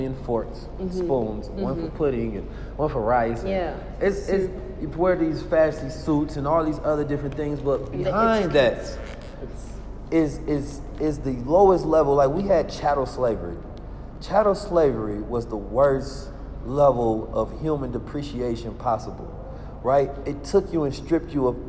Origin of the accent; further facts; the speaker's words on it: California, United States; I'm from Cali.